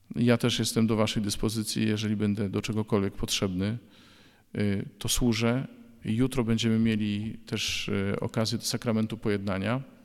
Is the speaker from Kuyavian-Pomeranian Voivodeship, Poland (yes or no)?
yes; Bydgoszcz, Kuyavian-Pomeranian Voivodeship, Poland; w 1993 roku w Bydgoszczy, skąd pochodzę